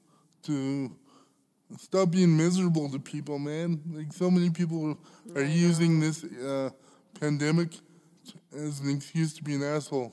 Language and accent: English; Alberta, Canada; growing up in Alberta